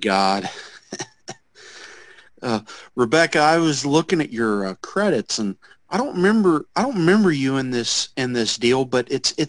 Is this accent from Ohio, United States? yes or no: yes; Cincinnati, Ohio, United States; now in Dallas, United States; Well, I live in Dallas right now, but I'm originally from Cincinnati.